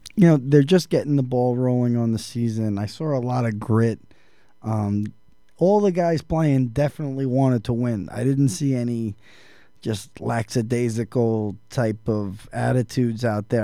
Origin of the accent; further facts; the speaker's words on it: New York, United States; growing up in New York